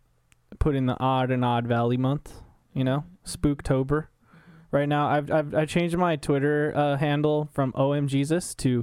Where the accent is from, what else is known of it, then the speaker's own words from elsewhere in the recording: Las Vegas, Nevada, United States; 'Cause we're from Las Vegas, Nevada. That's where we're at right now. It's a valley.